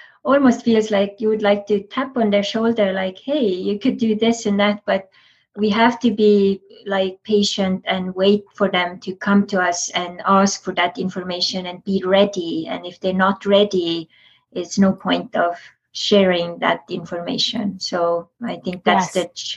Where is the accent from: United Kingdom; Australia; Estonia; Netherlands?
Estonia; I'm from Estonia